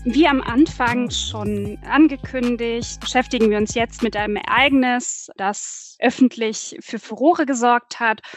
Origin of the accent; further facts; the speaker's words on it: Berlin, Germany; ich bin gebürtige Berlinerin bzw. gebürtige Weddingerin